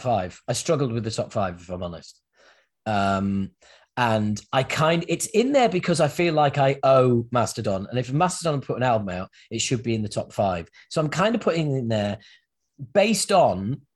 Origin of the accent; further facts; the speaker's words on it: United Kingdom; us Brits